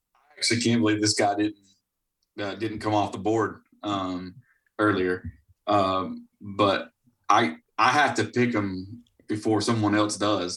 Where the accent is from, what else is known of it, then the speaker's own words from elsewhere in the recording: Florida, United States; I was born and raised in Florida